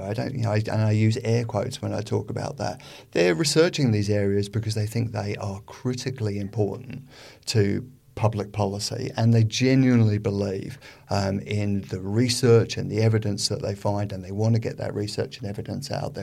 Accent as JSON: {"language": "English", "country": "United Kingdom", "moved": "yes", "lives_now": "Australia", "said": "as we are from Britain originally"}